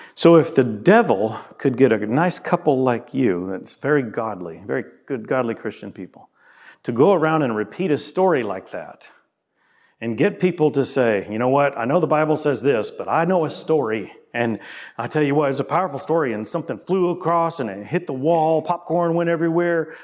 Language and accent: English; a southern US state, United States; my home state and other southern states. In the deep south